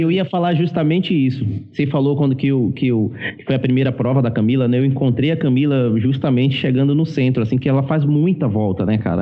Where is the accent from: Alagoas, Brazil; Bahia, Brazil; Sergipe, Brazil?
Bahia, Brazil; eu sou baiano